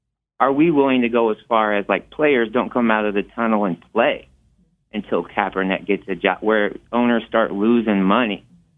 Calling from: Indianapolis, Indiana, United States; I'm calling from Indianapolis, Indiana.

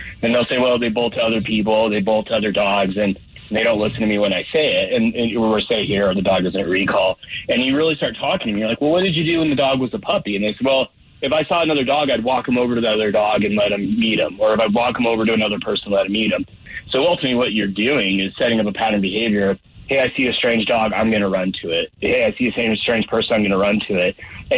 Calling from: Colorado Springs, Colorado, United States; Down in Colorado Springs today

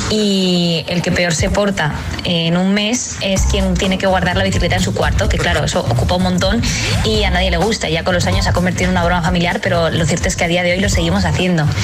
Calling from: Madrid, Community of Madrid, Spain; Hola agitadores … de Madrid

